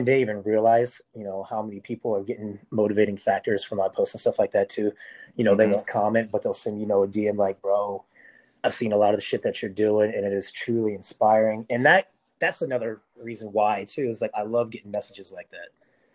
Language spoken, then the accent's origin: English; Las Vegas, Nevada, United States; I'm from Las Vegas